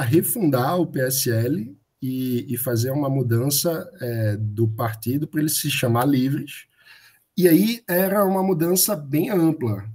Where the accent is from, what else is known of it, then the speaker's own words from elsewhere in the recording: Recife, Pernambuco, Brazil; eu sou de Recife